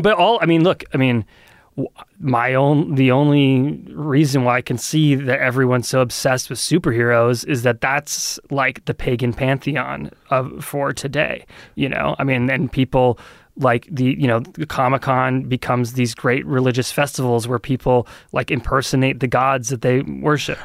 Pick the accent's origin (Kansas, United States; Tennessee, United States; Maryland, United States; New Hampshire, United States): New Hampshire, United States; Lee; also born or lived in Portsmouth, New Hampshire; I grew up in Lee